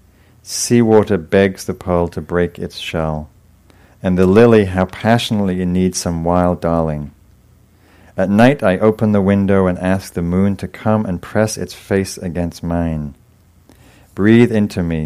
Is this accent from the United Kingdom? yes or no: yes; England, United Kingdom; moved away; I was from England